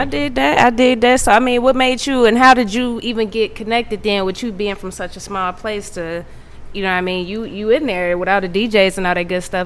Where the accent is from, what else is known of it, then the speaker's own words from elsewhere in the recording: Midwest, United States; I'm from the Midwest